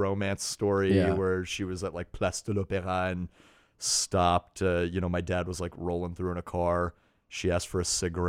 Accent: Texas, United States; I was born in Texas.

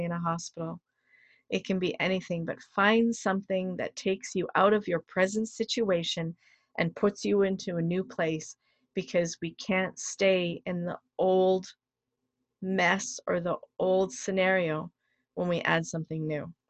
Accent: Canada; I'm proud of being a Canadian.

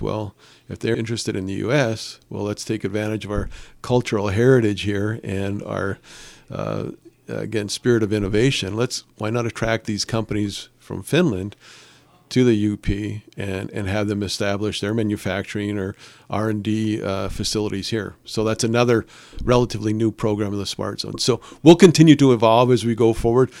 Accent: Calumet, Michigan, United States; I'm born and raised in Calumet

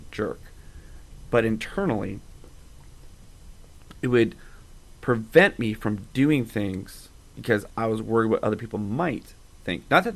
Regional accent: Calgary, Alberta, Canada; also born or lived in Sherwood Park; I grew up in Calgary, moved to Sherwood Park

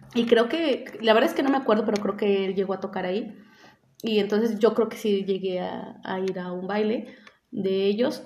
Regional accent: San Luis Potosí, Mexico; also born or lived in Rioverde, San Luis Potosí; yo nací en Río Verde y cuando tenía como siete años nos vinimos a vivir a San Luis.

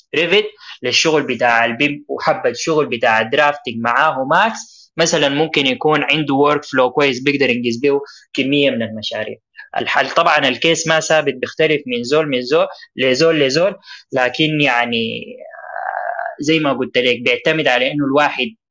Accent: Sudan; في بلدنا السودان

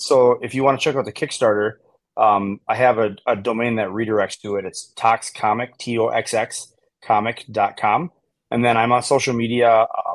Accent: Wisconsin, United States; I'm from Wisconsin

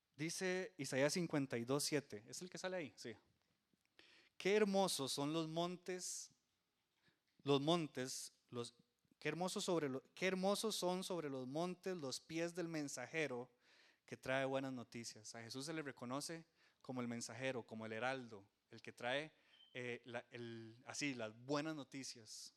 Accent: Costa Rica

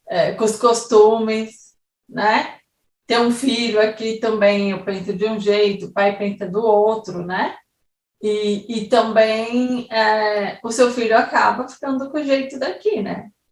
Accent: São Paulo, Brazil; moved away as an adult; now in Switzerland; São Paulo, por exemplo, que é onde eu nasci e vivi 21 anos da minha vida

